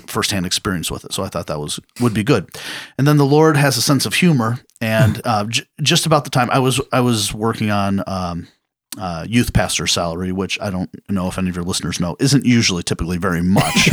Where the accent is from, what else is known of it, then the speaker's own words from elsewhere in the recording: Cleveland, Ohio, United States; I grew up here in the Cleveland area, went to Parma City schools.